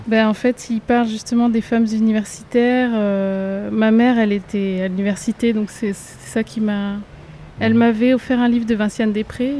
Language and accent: French; France; j'ai toujours grandi en métropole